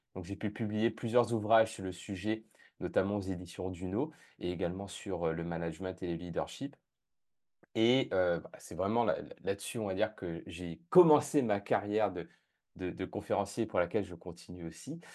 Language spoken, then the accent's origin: French; La Plaine-des-Palmistes, Réunion; also born or lived in Japan / Canada; now in London, United Kingdom; je suis originaire de l'île de la Réunion, plus spécifiquement de la plaine des Palmis, qui est la plus petite commune de l'île de la Réunion